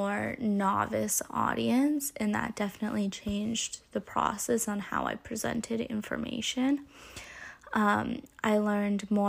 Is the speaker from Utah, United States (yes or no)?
no; California, United States; growing up in California and like being young in California